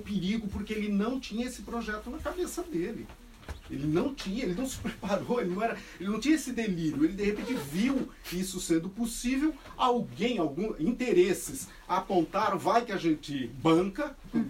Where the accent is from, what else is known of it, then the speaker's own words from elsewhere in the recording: São Paulo, Brazil; eu sou de São Paulo, vivi em periferia